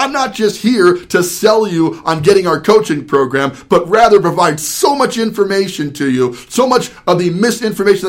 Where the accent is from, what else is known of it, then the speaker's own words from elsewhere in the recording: New Jersey, United States; I was actually born in Jersey